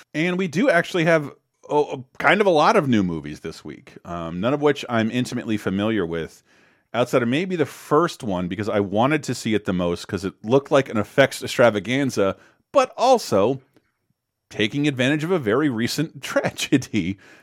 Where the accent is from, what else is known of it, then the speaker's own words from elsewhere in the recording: North Florida, United States; I'm from North Florida, which is different from Orlando, Florida, and Miami, Florida